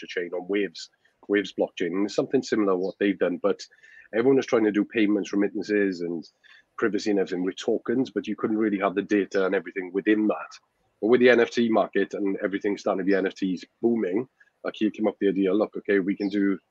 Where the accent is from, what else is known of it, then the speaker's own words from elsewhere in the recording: Wales, United Kingdom; now in Spain; I'm from Wales, a small village in Wales in the UK